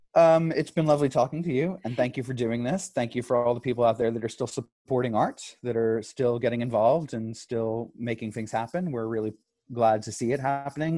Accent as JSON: {"language": "English", "town": "Dallas", "region": "Texas", "country": "United States", "tie": "born or raised there", "also_born_or_lived": "New York / Santa Fe, New Mexico", "said": "I'm based out of Dallas. I've been here for about 14 years now. I started, I grew up here. I was born in New York, grew up here"}